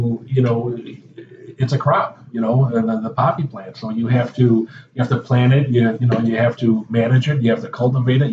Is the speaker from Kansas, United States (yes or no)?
no; Chicago, Illinois, United States; also born or lived in Evergreen Park, Illinois; now in New Lenox, United States; Originally from Mount Greenwood, south side of Chicago, then we moved to Evergreen Park. I graduated from Evergreen Park in 1981.